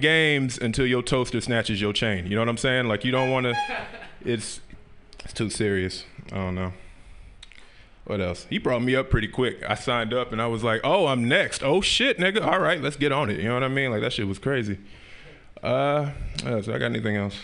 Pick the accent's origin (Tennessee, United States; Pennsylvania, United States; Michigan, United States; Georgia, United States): Tennessee, United States; Memphis; I grew up in the South, right? I'm from Memphis, Tennessee